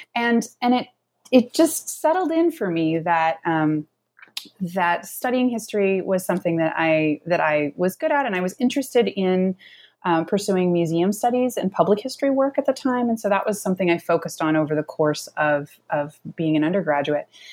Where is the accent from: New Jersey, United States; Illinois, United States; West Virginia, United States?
Illinois, United States; Carbondale; now in Pittsburgh, United States; I am originally from Southern Illinois, from Carbondale, Illinois